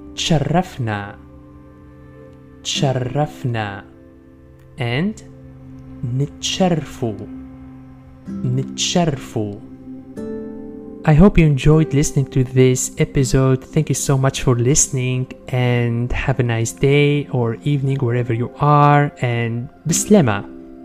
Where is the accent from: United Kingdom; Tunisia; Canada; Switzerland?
Tunisia; Sfax, Sfax Governorate; I'm from Sfax